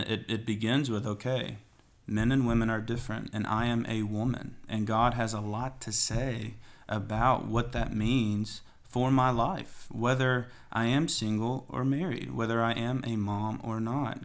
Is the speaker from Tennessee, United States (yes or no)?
yes; Athens, Tennessee, United States; now in Knoxville, United States; Grew up in Athens, Tennessee, where we just planted the church. So I was born here in Knoxville, and then, uh, went down there for the rest of my life